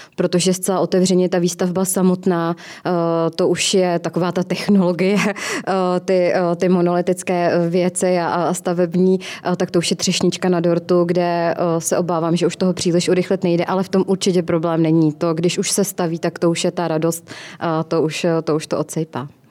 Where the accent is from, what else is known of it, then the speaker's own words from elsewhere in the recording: Kolín, Central Bohemian Region, Czechia; v mém rodném městě v hmm. Kolíně